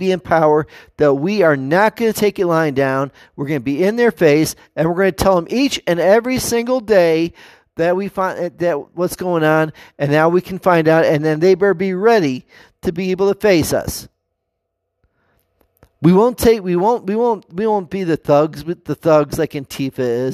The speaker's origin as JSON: {"language": "English", "country": "United States", "said": "we as American people"}